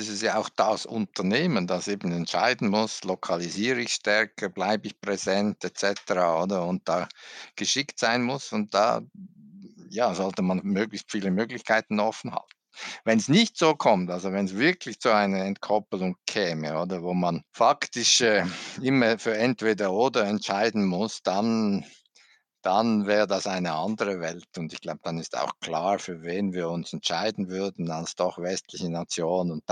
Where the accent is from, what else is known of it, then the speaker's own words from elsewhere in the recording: Switzerland; als Schweizer sagen kann, was er genau